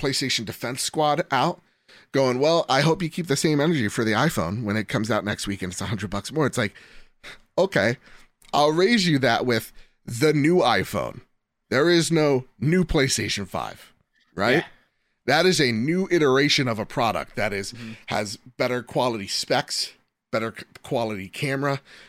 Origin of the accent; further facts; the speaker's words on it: United States; We're American.